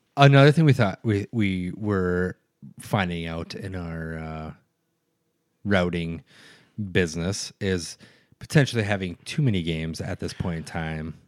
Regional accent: central Minnesota, United States; now in Duluth, United States; I'm from a very small town, uh, in central Minnesota

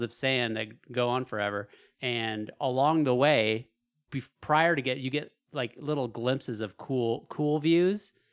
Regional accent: Alaska, United States; moved away; growing up in Alaska

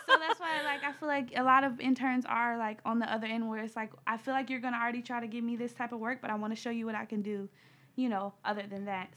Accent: Cleveland, Ohio, United States; from Cleveland, Ohio

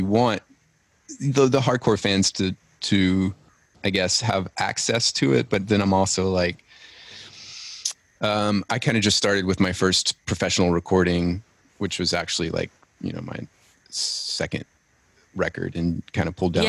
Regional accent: Louisiana, United States; now in Nashville, United States; I'm from Louisiana

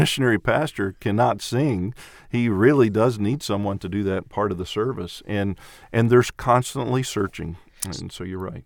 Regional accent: Clarksville, Tennessee, United States; also born or lived in Venezuela; I'm from Clarksville, Tennessee, and my wife and I have been in the ministry for twenty-eight years

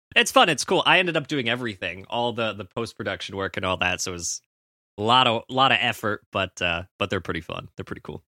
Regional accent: Canada; as a Canadian

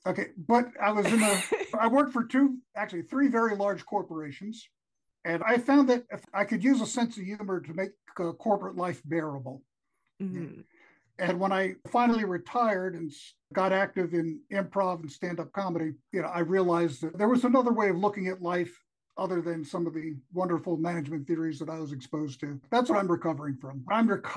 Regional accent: New York City, New York, United States; also born or lived in Bronx, New York; now in West Virginia, United States; I live in West Virginia, but I grew up in Brooklyn

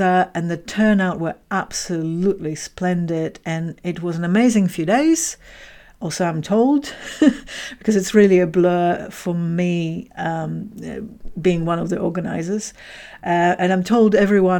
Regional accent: Tayport, Scotland, United Kingdom; my community in Tayport

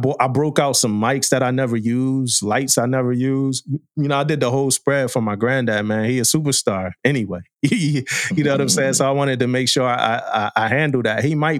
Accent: East Coast, United States; and I'm from the East Coast.

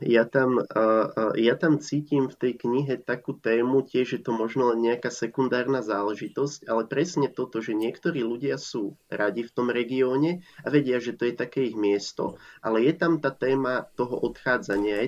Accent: Slovakia; Ja som totiž tiež z vidieka a doteraz na tom vidieku žijem

